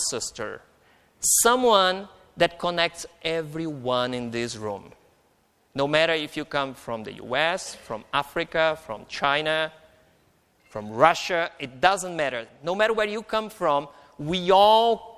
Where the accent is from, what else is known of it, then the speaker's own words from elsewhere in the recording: Brazil; moved away; also born or lived in Mainz, Germany; I am Brazilian